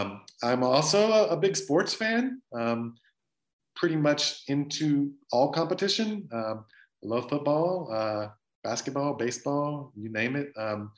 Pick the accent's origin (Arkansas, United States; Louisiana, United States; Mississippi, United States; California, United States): Louisiana, United States; I'm from South Louisiana. I love cooking.